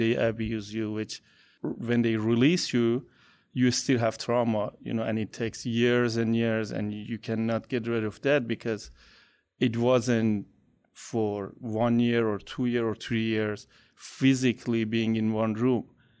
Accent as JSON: {"language": "English", "country": "Iran", "second_language": "English", "moved": "yes", "lives_now": "United States", "said": "I'm from Iran, and almost 16 years ago, 17 years ago, I converted to Christianity."}